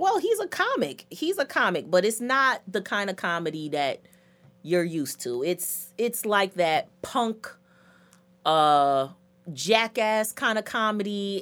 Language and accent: English; United States; I'm American